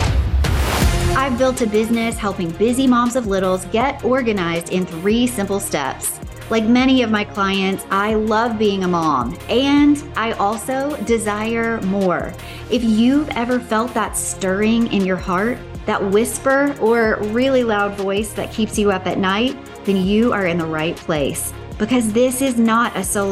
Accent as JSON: {"language": "English", "town": "Memphis", "region": "Tennessee", "country": "United States", "tie": "born or raised there", "moved": "yes", "said": "I grew up in Memphis, Tennessee"}